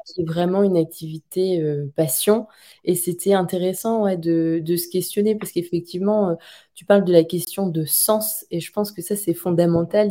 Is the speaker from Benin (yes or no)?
no; France; en tant que bon français